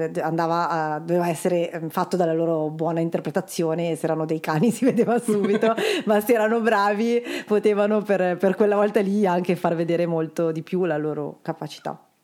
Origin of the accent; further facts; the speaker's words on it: Milan, Lombardy, Italy; vengo da Milano